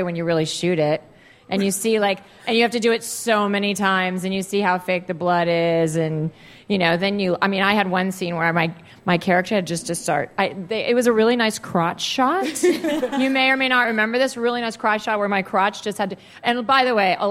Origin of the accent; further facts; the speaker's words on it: Virginia, United States; I grew up in Virginia.